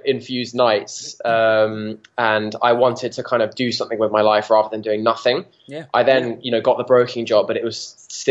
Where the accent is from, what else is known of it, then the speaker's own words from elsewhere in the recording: Watford, East of England, United Kingdom; I grew up just outside London, actually, in a place called Watford.